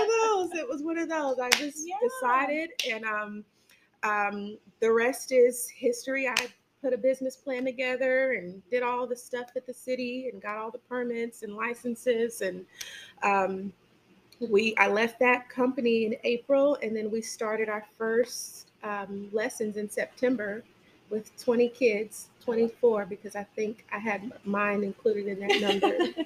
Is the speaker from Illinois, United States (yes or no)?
yes; suburb of Chicago, Illinois, United States; now in Harvest, Alabama, United States; I'm from Illinois, Chicago. Um, well, not really Chicago, but a suburb of Illinois.